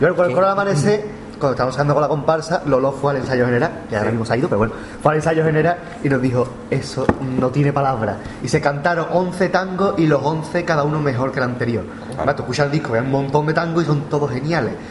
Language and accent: Spanish; Cádiz, Andalusia, Spain; yo soy de Cádiz